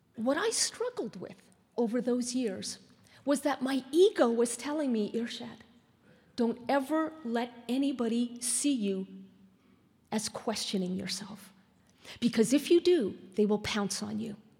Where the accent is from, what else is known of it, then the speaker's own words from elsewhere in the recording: Canada; now in United States; I'm still Canadian